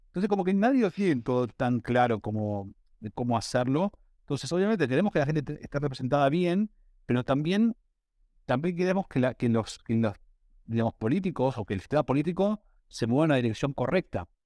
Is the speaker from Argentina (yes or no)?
yes; Argentina; somos la región de Argentina